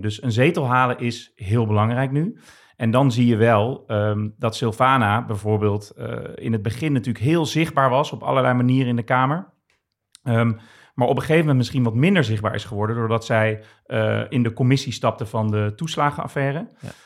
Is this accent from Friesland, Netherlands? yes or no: no; Rotterdam, South Holland, Netherlands; opgegroeid in Rotterdam, Rotterdam-Zuid.